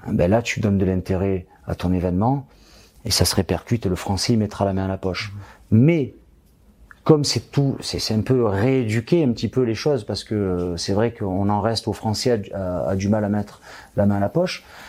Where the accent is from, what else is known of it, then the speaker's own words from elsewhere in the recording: France; ici, chez nous, en France